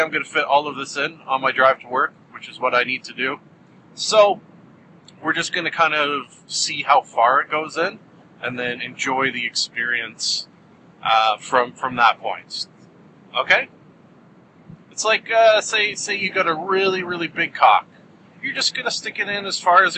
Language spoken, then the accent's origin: English; Canada; being a proud Canadian